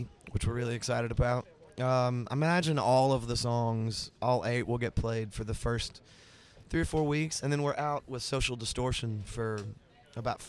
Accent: the South, United States; as a Southerner

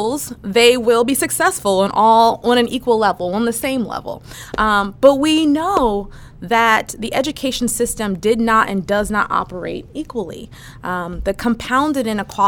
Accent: Philadelphia, Pennsylvania, United States; also born or lived in Fulton County, Georgia; I grew up in Mount Airy, a neighborhood in Philadelphia

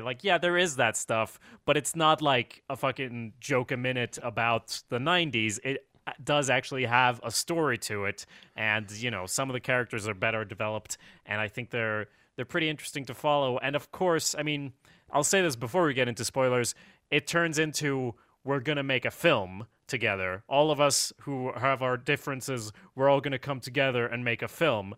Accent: Sweden; I'm from Sweden

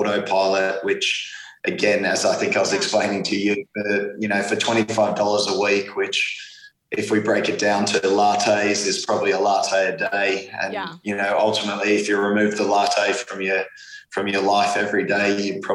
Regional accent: Australia; being Australian

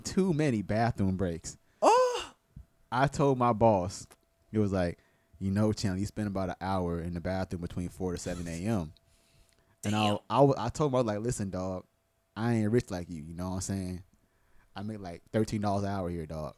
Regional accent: Tampa, Florida, United States; also born or lived in West Palm Beach, Florida; born in West Palm Beach. I moved to Tampa when I was two. So I I was I'm from Tampa.

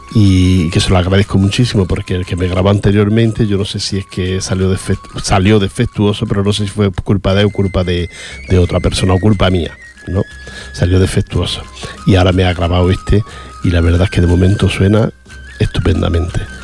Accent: Granada, Andalusia, Spain; moved away; yo no soy de pueblo, soy de la capital

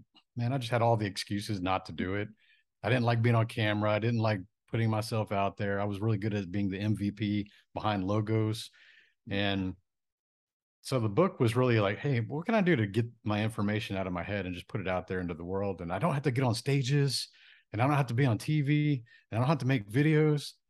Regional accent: Japan; born there; So I was born in Japan on a military base.

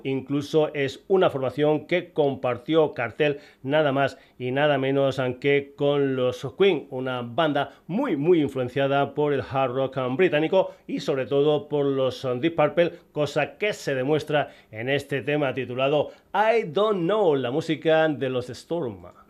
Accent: Extremadura, Spain; moved away; de mi tierra, de Extremadura

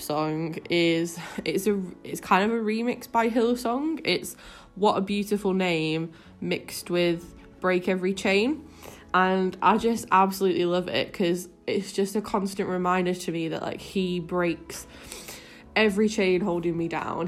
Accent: Manchester, North West England, United Kingdom; also born or lived in Leicester; I'm actually from Manchester, but uh, I moved to Leicester when I was 18 and then lived there for seven years

